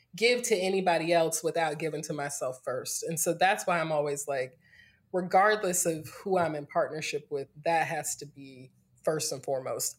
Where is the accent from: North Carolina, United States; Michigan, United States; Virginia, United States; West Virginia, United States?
North Carolina, United States; Greensboro; moved away as an adult; also born or lived in Winston-Salem / Durham; now in California, United States; I'm from North Carolina, born and raised in Greensboro, went to school in Winston-Salem, spent the last ten years in Durham